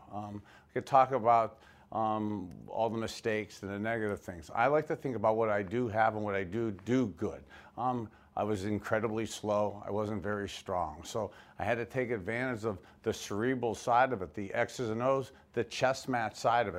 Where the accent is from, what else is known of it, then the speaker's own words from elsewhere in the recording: Youngstown, Ohio, United States; also born or lived in Miami, Florida; I grew up in Youngstown, Ohio.